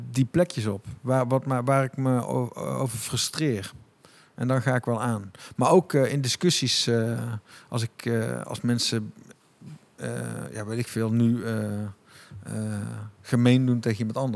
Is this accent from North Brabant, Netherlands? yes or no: yes; Tilburg, North Brabant, Netherlands; Ehm, maar eh, ik denk als Tilburger, de non de ju